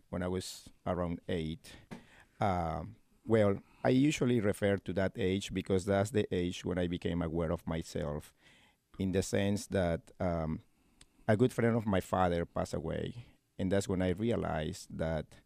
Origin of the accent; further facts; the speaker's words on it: Córdoba, Argentina; English is a second language; now in Lexington, United States; Well, uh, I am from Cordoba. Cordoba is my hometown, my state.